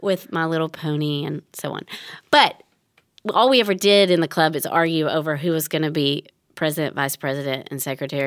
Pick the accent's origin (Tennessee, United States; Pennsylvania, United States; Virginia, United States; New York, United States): Tennessee, United States; I grew up in Tennessee.